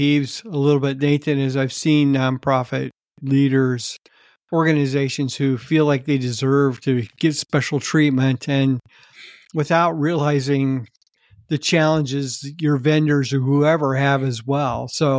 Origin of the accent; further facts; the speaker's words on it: Illinois, United States; also born or lived in Chicago; growing up in Central Illinois, we are split down the middle here. We have Cardinals on one hand, Cubs on the other hand.